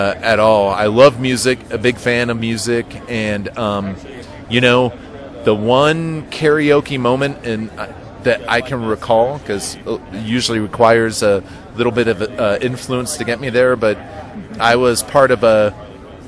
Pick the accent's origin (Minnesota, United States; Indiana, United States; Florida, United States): Florida, United States; Miami; I remember growing up in Miami, and Florida